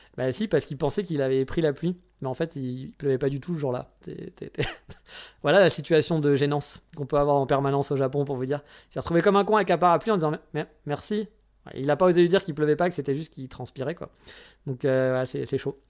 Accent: France; also born or lived in south of France; now in Japan; chez nous en France

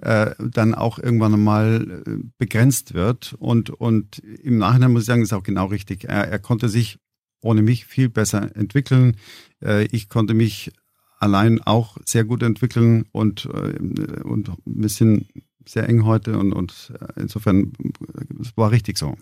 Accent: Gmund am Tegernsee, Bavaria, Germany; Ich bin am Tegensee aufgewachsen äh, in unserer kleinen Papierfabrik

